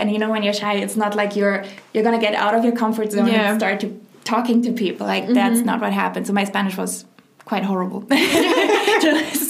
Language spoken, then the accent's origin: English; Germany; moved away as an adult; also born or lived in Lithuania; now in Spain; I'm originally from Lithuania, but I grew up in Germany.